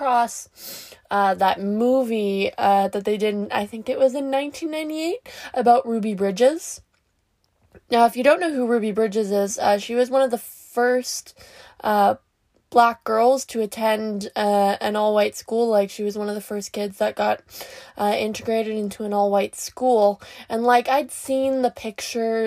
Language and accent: English; Canada; I'm Canadian